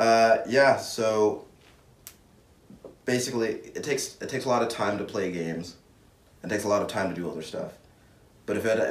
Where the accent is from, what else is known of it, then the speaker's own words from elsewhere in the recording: Hawaii, United States; And thank you to me. I'm from Hawaii.